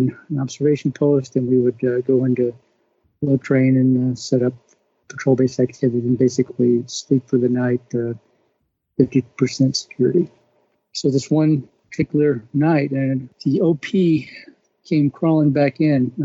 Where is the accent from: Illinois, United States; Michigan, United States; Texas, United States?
Texas, United States; moved away as an adult; also born or lived in Washington State; I'm from Texas originally